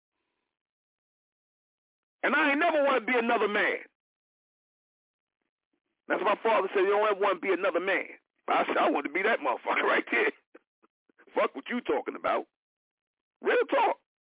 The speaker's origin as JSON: {"language": "English", "region": "New York", "country": "United States", "said": "I'm from New York"}